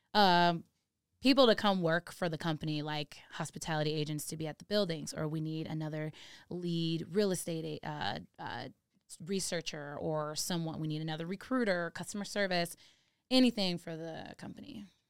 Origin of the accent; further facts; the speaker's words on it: Redondo Beach, California, United States; moved away as an adult; now in Denver, United States; I grew up in Redondo Beach.